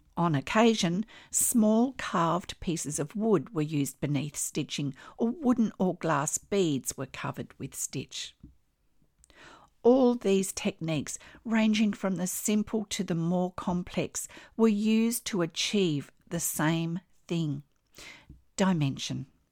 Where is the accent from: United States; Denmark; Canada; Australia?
Australia; I'm an Australian textile artist